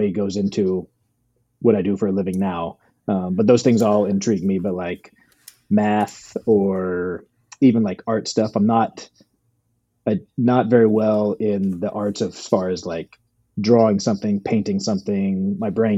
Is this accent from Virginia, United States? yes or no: yes; Virginia, United States; now in Los Angeles, United States; I grew up in Virginia, right outside Washington, D.C.